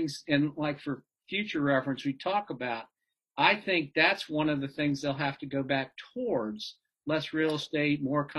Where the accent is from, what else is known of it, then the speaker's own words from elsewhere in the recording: Columbus, Ohio, United States; But Columbus Country Club, where I grew up in Ohio